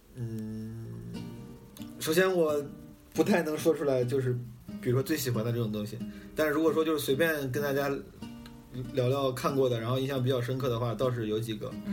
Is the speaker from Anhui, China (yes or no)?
no; Zhengzhou, Henan, China; moved away; also born or lived in Shanghai; 因为我郑州人